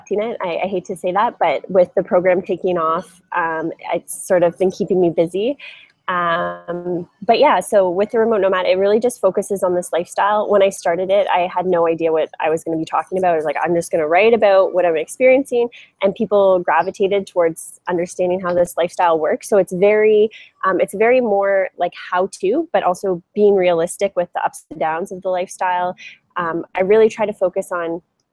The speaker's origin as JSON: {"language": "English", "country": "Canada", "also_born_or_lived": "Europe / Asia / South America", "moved": "as an adult", "lives_now": "Bali, Indonesia", "said": "I'm originally from Canada"}